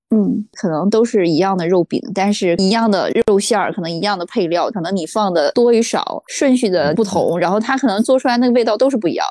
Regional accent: Dalian, Liaoning, China; 我是大连人吧，就是我们这边其嗯。实也吃很多鱼

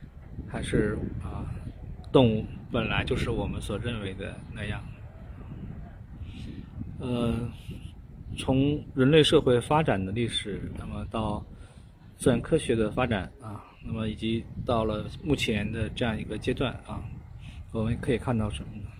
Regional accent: China; 在我们中国人的文化里面啊，就觉得是呃唯有晦气的这样一种一种鸟类啊。

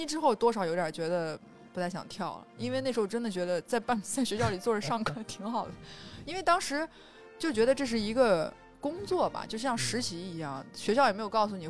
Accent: China; 我是一我作为一个中国人，两千零八年的奥运会的这个节目当中，我参与到了那个里面

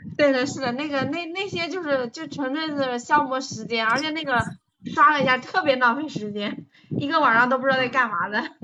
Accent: Taizhou, Jiangsu, China; 我来自江苏泰州

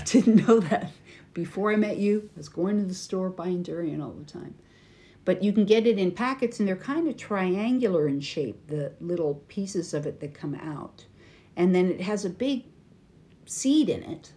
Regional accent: United States; from America

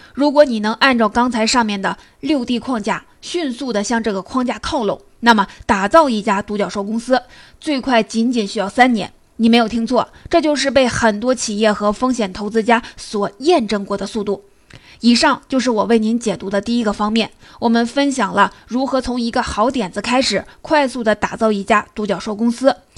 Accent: China; 我们中国人常说

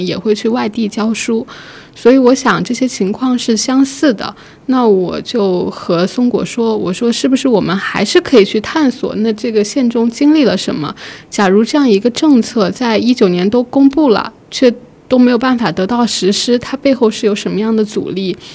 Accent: county neighbouring Tonggu, Jiangxi, China; moved away; 我自己的家乡是在铜鼓的临县， 就是离铜鼓非常的近，可能车程就是一两个小时的样子

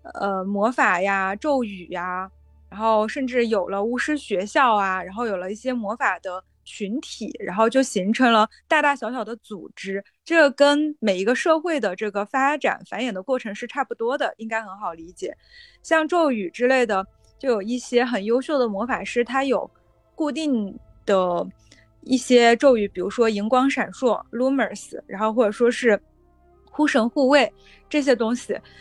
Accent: China; moved away as an adult; also born or lived in United States; 我是在中国的这个环境中成长的

